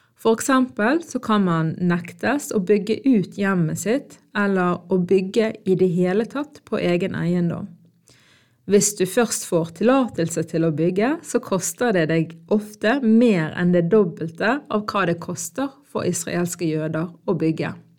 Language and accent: Norwegian; Norway; born or raised there